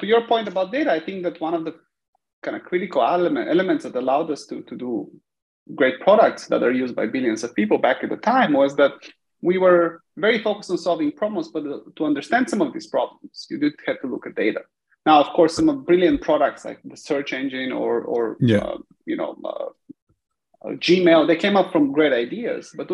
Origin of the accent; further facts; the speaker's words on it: Bulgaria; moved away as an adult; also born or lived in United States; I was born and raised in Bulgaria. About the age of 18, I packed bags and in the pursuit of kind of technology, moved to the US for studying